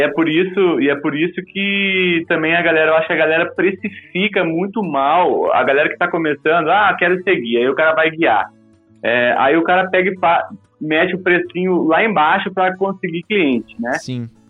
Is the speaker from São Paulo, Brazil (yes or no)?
no; Rio Grande do Sul, Brazil; moved away as an adult; also born or lived in Pelotas, Brazil / Viçosa, Minas Gerais, Brazil; now in Cachoeira Paulista, Brazil; Eu sou do Rio Grande do Sul, uhum. é, lá no Rio Grande do Sul, você sabe, as montanhas não, não passam muito mais de do que mil metros. Uhum. E embora eu tenha nascido praticamente, sou, sou é, não sou filho de, de, agricultor, mas meus parentes, a grande maioria é agricultor, então eu me criei na roça